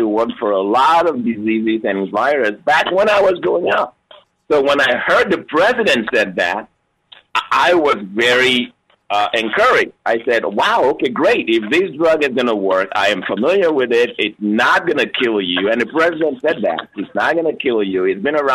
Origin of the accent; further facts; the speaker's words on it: Lagos, Nigeria; now in United States; I grew up in Lagos, Nigeria. I was born in Lagos, Nigeria